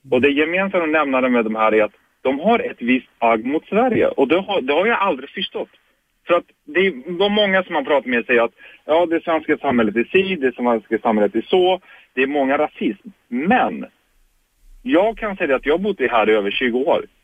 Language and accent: Swedish; Turkey; Jag är kurd från Turkiet.